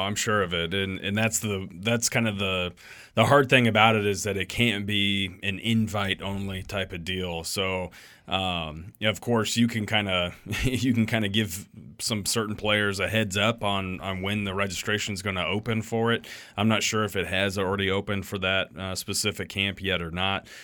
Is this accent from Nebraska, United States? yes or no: yes; Ogallala, Nebraska, United States; growing up in Ogallala, we went to Shattern State's team camp every summer.